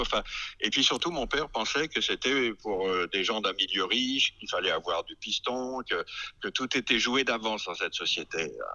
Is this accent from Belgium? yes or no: no; France; Nous, les réalisateurs français